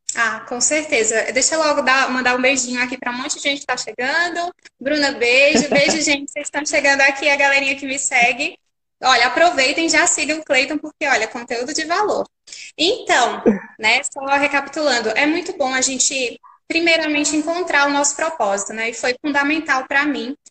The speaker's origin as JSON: {"language": "Portuguese", "region": "Pernambuco", "country": "Brazil", "said": "sou pernambucana"}